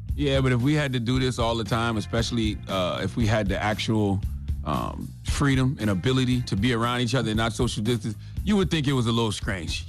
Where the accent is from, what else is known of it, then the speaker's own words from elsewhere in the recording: South Carolina, United States; I'm from South Carolina too